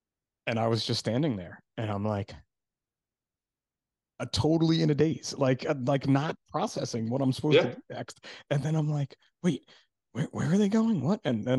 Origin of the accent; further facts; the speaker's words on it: New Jersey, United States; Kids and wives. I only have one wife. I'm from